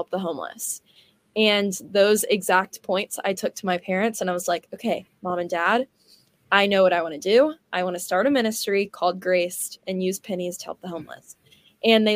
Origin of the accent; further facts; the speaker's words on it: Houston, Texas, United States; also born or lived in Cypress, Texas; now in Dallas, United States; I'm from Houston, so I kind of came from a big city and another big city, and I went to the same private Christian school my whole life in Cyprus called Cyprus Christian